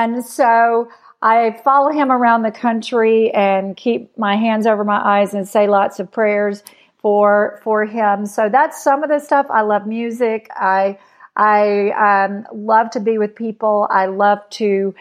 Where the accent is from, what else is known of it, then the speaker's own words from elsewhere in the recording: North Mississippi, United States; I grew up dirt poor in North Mississippi